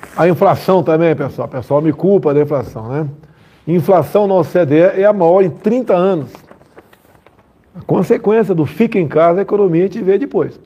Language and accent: Portuguese; Southeast Brazil, Brazil; eu sou aqui do Sudeste, né?